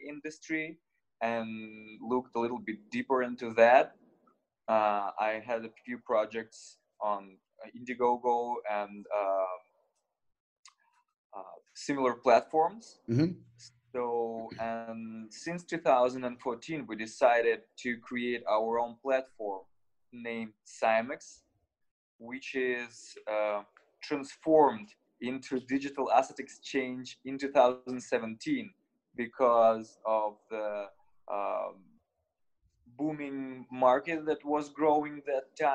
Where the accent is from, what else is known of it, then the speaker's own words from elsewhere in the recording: Russia; I was born in Russia